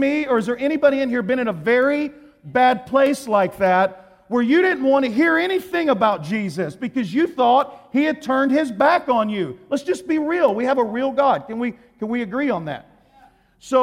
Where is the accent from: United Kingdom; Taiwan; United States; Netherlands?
United States; Texas; I'm from Texas